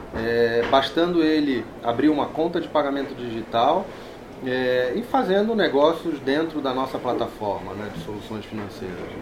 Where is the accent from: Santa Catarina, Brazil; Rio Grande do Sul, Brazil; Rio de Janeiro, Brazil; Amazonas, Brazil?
Rio de Janeiro, Brazil; moved away as an adult; now in São Paulo, Brazil; aqui em São Paulo desde 2000, eu sou carioca